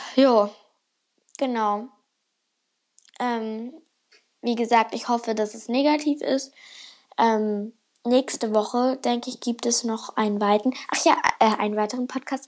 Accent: Germany; now in Finland

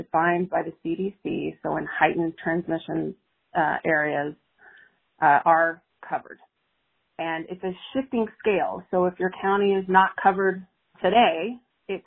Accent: Texas, United States; I am a Texan myself

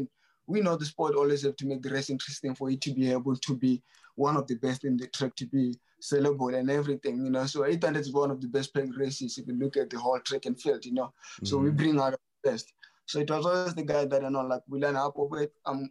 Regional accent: Botswana; I was raised by my grandparents. I really never known my mom or my dad, you know, so raised in the farms

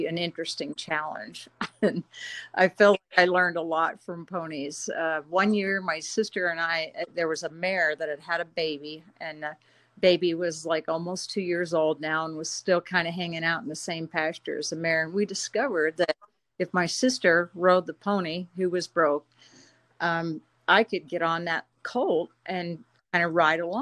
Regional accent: Slippery Rock, Pennsylvania, United States; I grew up in Western Pennsylvania, a little town

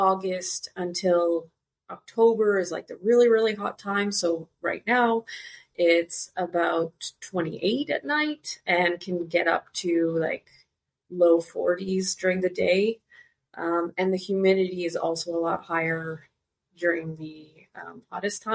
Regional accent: Canada; moved away as an adult; now in Curaçao; I was born and raised in Canada, but moved to Curaçao

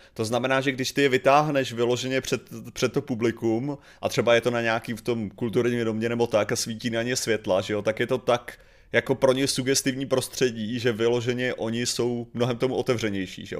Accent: Chodov, Karlovy Vary Region, Czechia; v mém rodném městě

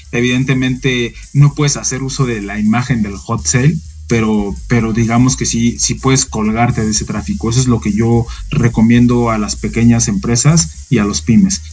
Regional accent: Mexico

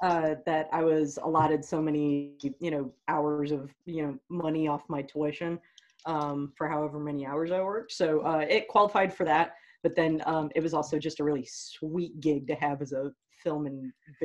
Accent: Ohio, United States; we're two kids from Ohio and wow, did we want out.

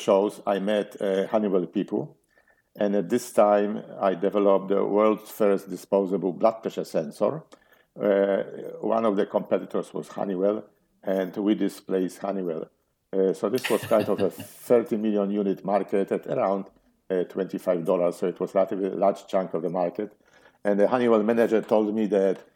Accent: Poland; moved away as an adult; now in United States; I grew up in Poland

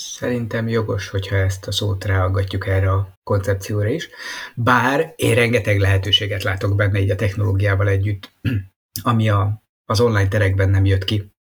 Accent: Hungary; mint magyarok

